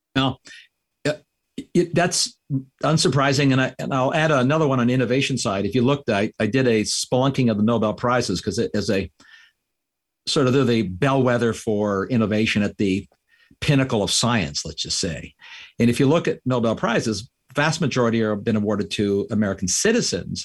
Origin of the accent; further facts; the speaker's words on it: Canada; now in United States; I'm a Canadian. I immigrated here.